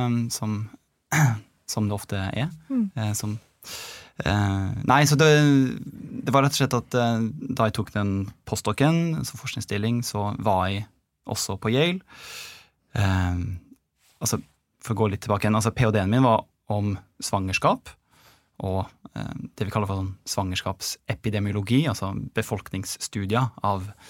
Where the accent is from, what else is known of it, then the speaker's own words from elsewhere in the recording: Molde, Møre og Romsdal, Norway; moved away as an adult; also born or lived in Trondheim / Oslo; now in United States; jeg er fra Molde. Eh, født og oppvokst.